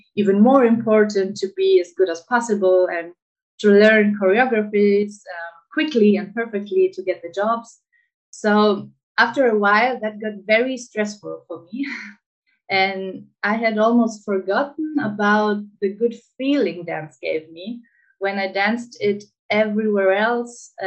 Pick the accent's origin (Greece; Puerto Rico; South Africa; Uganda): Greece; I grew up in Greece, and in Greece, traditional dances are a big thing